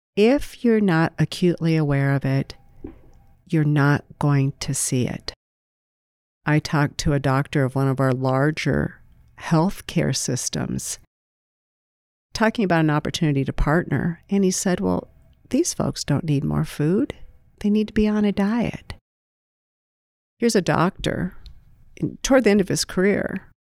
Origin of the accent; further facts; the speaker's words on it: Greene County, Iowa, United States; I was raised in Greene County, a blue-collar family.